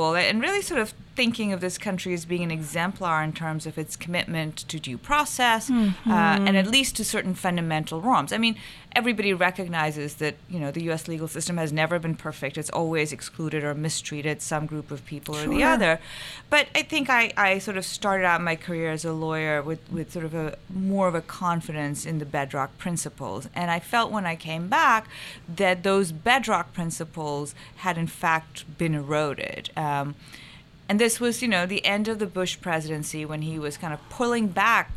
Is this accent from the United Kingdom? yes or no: no; Pakistan; now in United States; I grew up in Pakistan, so I'm kind of brown